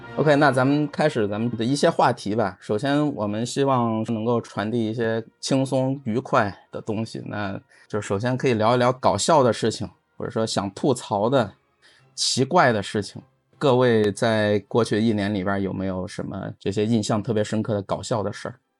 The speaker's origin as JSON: {"language": "Chinese", "country": "China", "said": "我是中国人"}